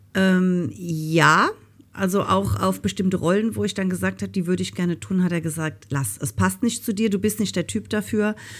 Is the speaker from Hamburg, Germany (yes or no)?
no; Rhineland-Palatinate, Germany; ich komme ja aus Rheinland-Pfalz. Und ähm, eigentlich hört man das auch und ich versuche immer, mich zu bemühen, einigermaßen Hochdeutsch zu reden